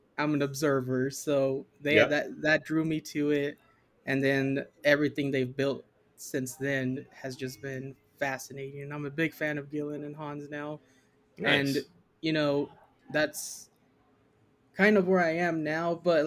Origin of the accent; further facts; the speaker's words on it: Yuma, Arizona, United States; I grew up in Yuma, Arizona